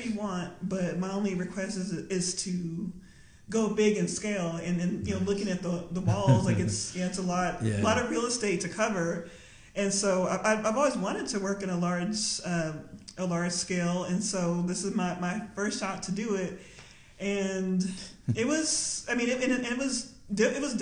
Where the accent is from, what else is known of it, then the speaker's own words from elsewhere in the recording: Lubbock, Texas, United States; moved away; also born or lived in Austin; growing up in Lubbock, Texas